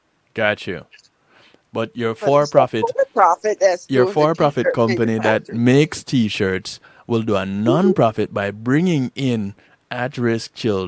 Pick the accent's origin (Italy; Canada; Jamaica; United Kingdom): Jamaica; I'm Jamaican.